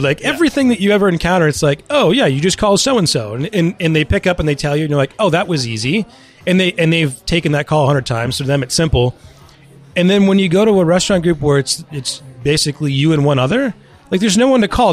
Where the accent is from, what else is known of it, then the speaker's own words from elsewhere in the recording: Westborough, Massachusetts, United States; also born or lived in London; I grew up in Westboro